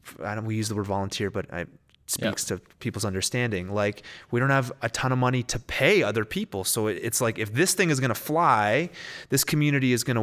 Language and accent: English; Canada; I mean, obviously we're Canadian, but there's a whole culture in the States that has Christianity as its worldview